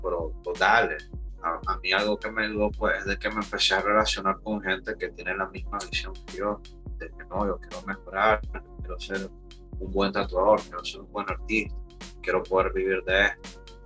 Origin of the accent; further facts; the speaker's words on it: Managua, Nicaragua; Soy de Managua.